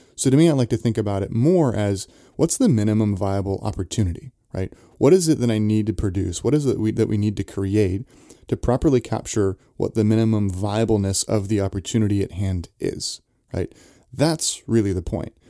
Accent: Santa Cruz, California, United States; I grew up in Santa Cruz, so skateboarding was, was a big thing there

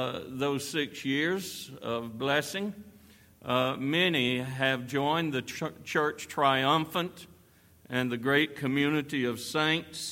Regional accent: York, South Carolina, United States; I was born and raised over in York

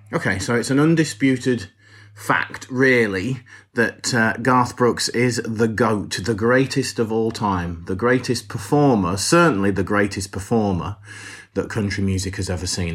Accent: England, United Kingdom; We, as English people

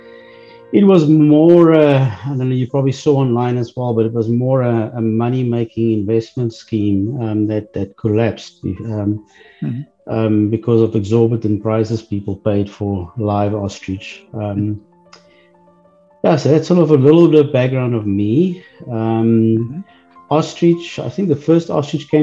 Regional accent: South Africa; moved away as an adult; now in Texas, United States; I'm originally from South Africa

